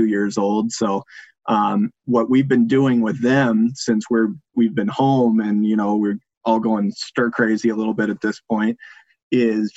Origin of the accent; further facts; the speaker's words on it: United States; now in Minnesota, United States; where I grew up in the Quad Cities